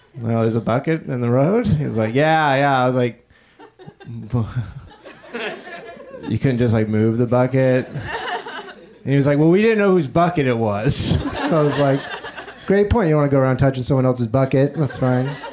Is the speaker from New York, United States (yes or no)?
no; Florida, United States; I'm from Florida